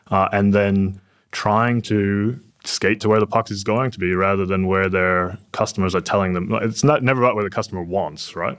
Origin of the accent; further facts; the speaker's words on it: Silicon Valley, California, United States; now in Perth, Australia; I'm from Silicon Valley originally